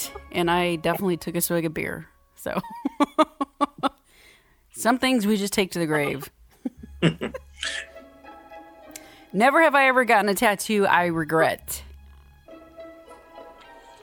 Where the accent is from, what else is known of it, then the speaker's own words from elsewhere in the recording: Texas, United States; moved away as an adult; also born or lived in Cape Cod, Massachusetts; I grew up in Texas.